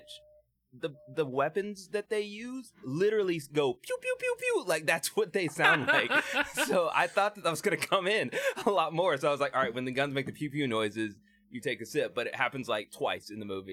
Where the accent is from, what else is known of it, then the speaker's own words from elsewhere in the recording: Chattanooga, Tennessee, United States; I'm a photographer locally here in my hometown of Chattanooga, Tennessee.